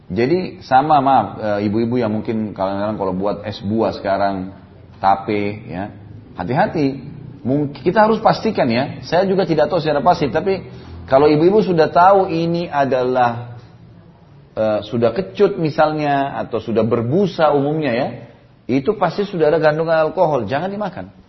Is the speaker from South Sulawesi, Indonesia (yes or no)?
yes; South Sulawesi, Indonesia; born there; Saya lihat dulu kalau di Sulawesi Selatan ya, kalau di daerah saya e, lahir dulu, memang mereka sering kali.